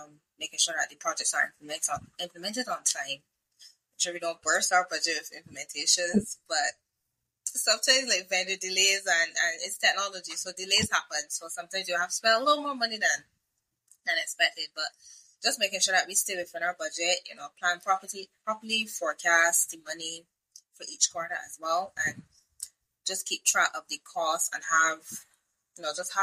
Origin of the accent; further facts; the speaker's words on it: Barbados; I'm from Barbados.